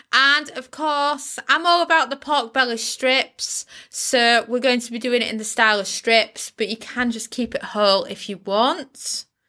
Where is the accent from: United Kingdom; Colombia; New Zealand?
United Kingdom; as a Brit